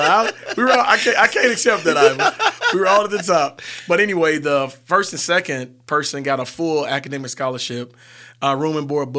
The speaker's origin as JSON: {"language": "English", "town": "Cortland", "country": "United States", "tie": "born or raised there", "said": "Well, Cortland is a small town of 1,400 people."}